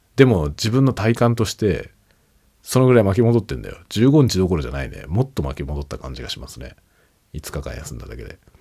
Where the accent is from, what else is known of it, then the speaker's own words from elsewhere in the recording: Japan; first language Japanese; 今僕はねネイティブ日本語なので日本人で日本語がネイティブ